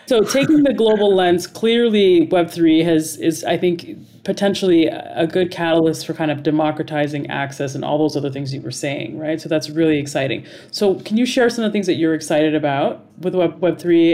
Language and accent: English; Dubai, United Arab Emirates; moved away; I grew up in Dubai